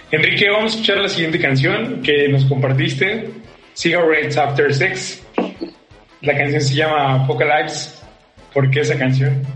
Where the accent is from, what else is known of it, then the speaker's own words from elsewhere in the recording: Mexico City, Mexico; Soy chilango, soy de Iztapalapa y me siento muy orgulloso